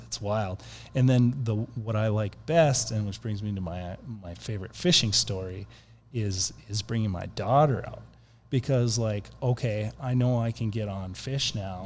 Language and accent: English; Minnesota, United States; moved away; I'm originally from Minnesota